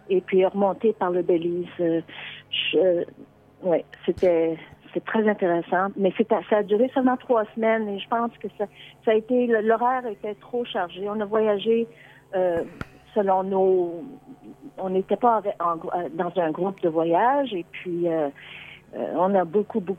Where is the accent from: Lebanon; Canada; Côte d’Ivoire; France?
Canada; Quebec; now in Ottawa, Canada; je suis canadienne, canadienne. Euh, je suis bilingue parce que je, je suis née au Québec.